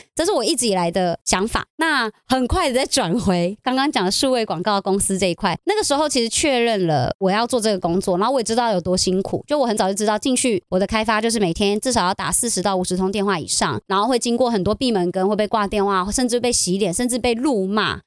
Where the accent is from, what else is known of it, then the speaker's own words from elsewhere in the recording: Taichung, Taiwan; 那我那个礼拜刚好也回台中